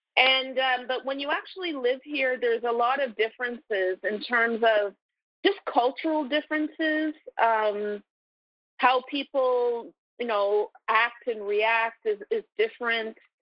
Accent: Toronto, Ontario, Canada; moved away as an adult; also born or lived in Brooklyn, New York; now in New York, United States; I'm originally from Toronto, Canada, so I moved here seven, almost seven years ago

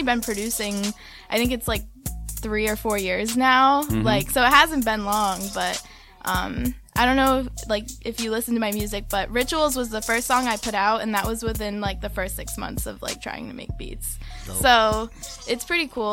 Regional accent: Smithfield, Rhode Island, United States; now in Providence, United States; I'm from Smithfield, but I live in Providence now.

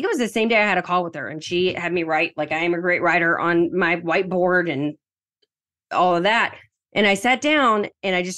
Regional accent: Southern United States, United States; accent: Southern; my weird Southern accent

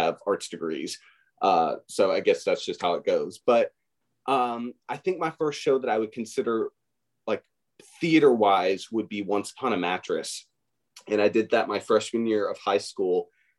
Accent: Bowling Green, Kentucky, United States; moved away; So I'm from Bowling Green, Kentucky, which, you know, only place in the world that makes Corvettes. So I am a Southern boy, born and raised, and those are my roots.

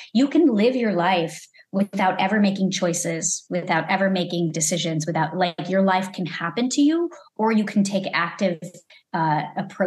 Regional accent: Lombard, Illinois, United States; moved away as an adult; also born or lived in Elmhurst, Illinois; now in Los Angeles, United States; I grew up in Lombard, Illinois, and I went to school in Elmhurst, Illinois

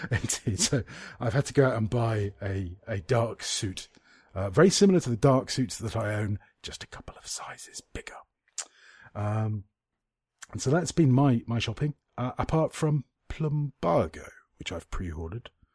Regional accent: United Kingdom; I'm British

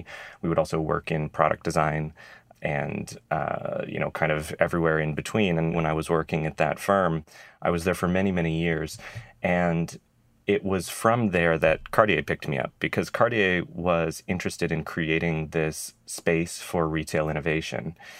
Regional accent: Idaho, United States; moved away as an adult; also born or lived in Rhode Island; I grew up in Idaho

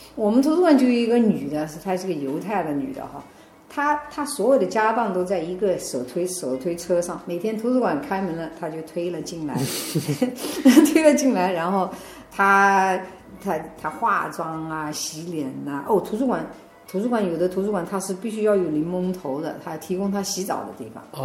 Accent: China; moved away as an adult; also born or lived in southern United States / New York; now in United States; 我是在中国大陆出生，在中国大陆成长的

